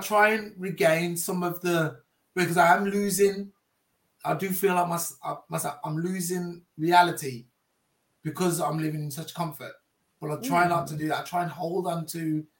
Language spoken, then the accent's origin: English; Jamaica; It was always going to happen, being in Jamaican. I was always going to end up with dreadlocks.